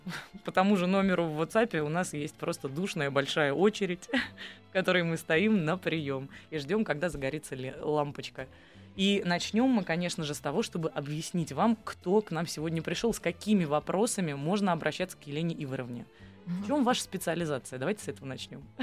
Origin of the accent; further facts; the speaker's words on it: Saint Petersburg, Russia; я выросла в городе на Неве, где очень мало йода в воде. И нам все время в детстве говорили, вот у вас у детей Петербурга